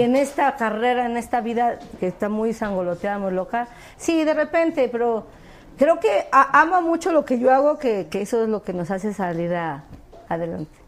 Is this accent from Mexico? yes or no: yes; Mexico City, Mexico; moved away as an adult; now in Los Angeles, United States; soy del Distrito Federal, pero de la colonia Acuaducto de Observatorio